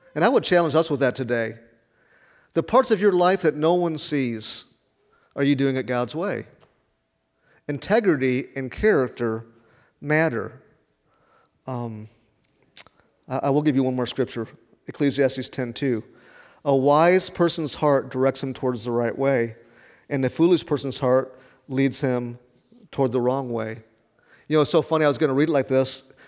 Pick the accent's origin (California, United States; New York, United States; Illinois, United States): Illinois, United States; Rockford; moved away as an adult; also born or lived in Chattanooga, Tennessee; now in Wichita, United States; It's called the Forest City, where I grew up in Rockford.